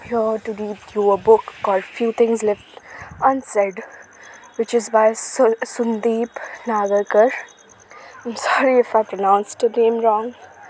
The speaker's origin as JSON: {"language": "English", "country": "India", "said": "I'm from India."}